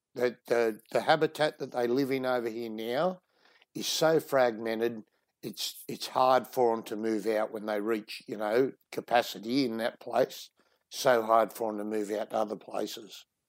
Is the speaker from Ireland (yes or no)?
no; Sydney, New South Wales, Australia; moved away as an adult; now in Western Australia, Australia; I grew up in Sydney